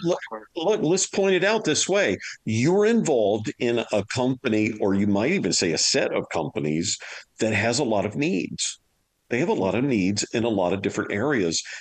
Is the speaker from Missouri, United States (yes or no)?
no; Louisiana, United States; I'm from Louisiana